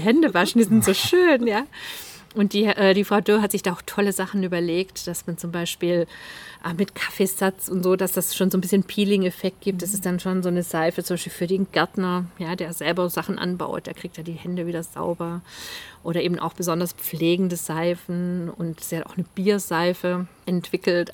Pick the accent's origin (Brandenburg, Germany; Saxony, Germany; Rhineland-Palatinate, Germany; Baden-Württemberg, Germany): Baden-Württemberg, Germany; near Zollernalb; Ziegenhütte Zollernalb. Das ist ganz in der Nähe von da, wo ich aufgewachsen bin.